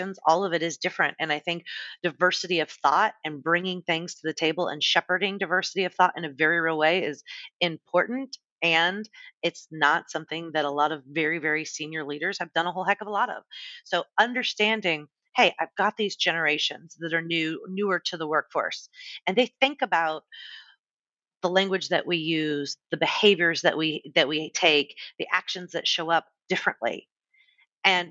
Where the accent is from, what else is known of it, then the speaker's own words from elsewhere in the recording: San Diego, California, United States; also born or lived in Los Angeles; I was working in my hometown of San Diego